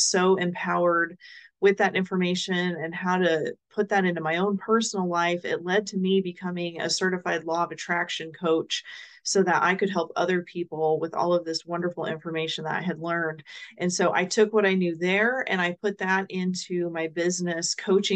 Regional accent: Omaha, Nebraska, United States; now in Dallas, United States; I currently live in Dallas, Texas, but I was born and raised in the Omaha, Nebraska area

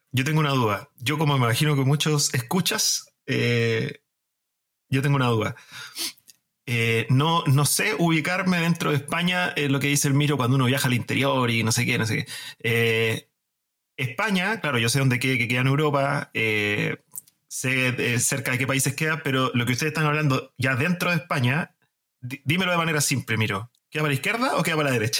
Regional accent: Chile; Yo también soy chileno

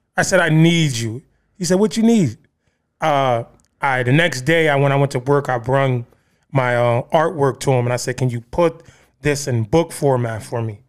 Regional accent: Bridgeport, Connecticut, United States; I grew up in Trumbull Gardens, the Terrace. uh, one of the, um, high crime, uh, places in Bridgeport.

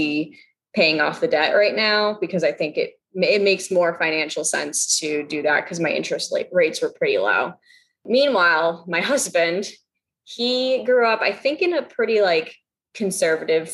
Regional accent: Massachusetts, United States; I grew up in Massachusetts. That's where we live now.

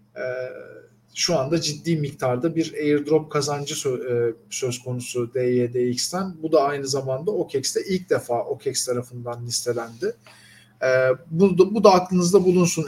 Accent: Turkey; bir Türk olarak

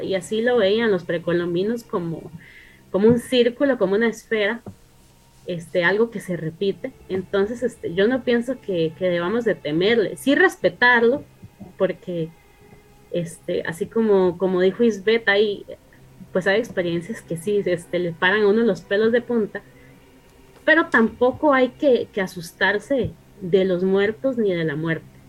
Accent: Costa Rica; mi familia viene de México, solo que yo nací aquí en Costa Rica

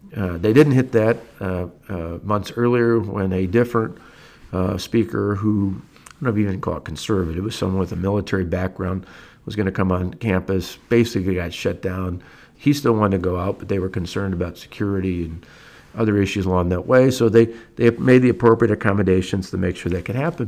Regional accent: Delavan, Wisconsin, United States; I grew up in Delavan, small little town

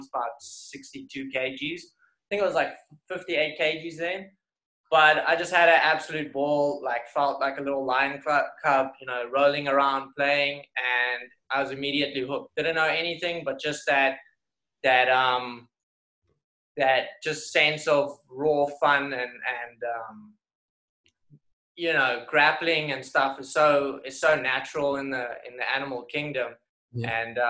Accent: Somerset West, Western Cape, South Africa; moved away as an adult; also born or lived in Strand; now in New York, United States; we had quite a fun club out in Somerset West, my hometown.

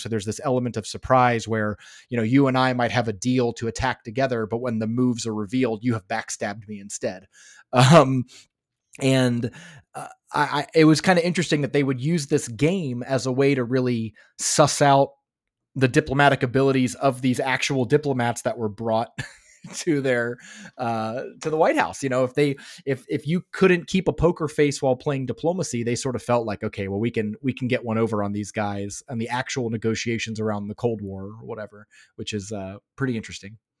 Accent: Florida, United States; also born or lived in Los Angeles, California; now in Finland; I grew up in Florida

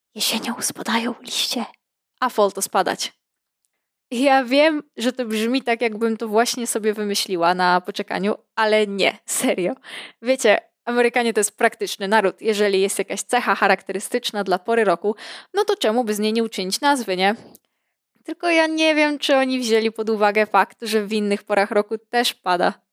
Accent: Podlaskie Voivodeship, Poland; ja pochodzę z regionu wyjątkowego, nazwijmy to niedotkniętego ludzką ręką zagłady, spustoszenia i kapitalizmu. Regionu, z którego wywodzą się tak nieskazitelne rzeczy jak Puszcza Białowieska, grzubry, sery korycińskie

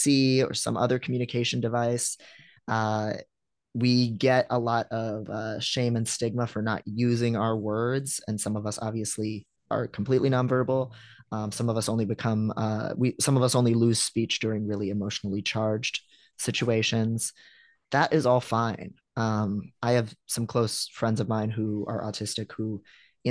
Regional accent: Midwest, United States; I'm a Midwesterner

